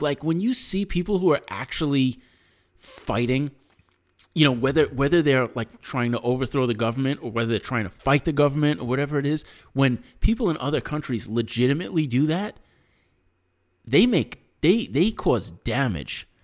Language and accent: English; United States; as an American